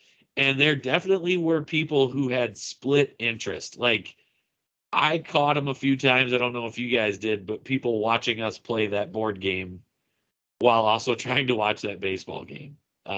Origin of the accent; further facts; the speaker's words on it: Iowa, United States; come to visit me in Iowa, and I gave them the opportunity to explore my hometown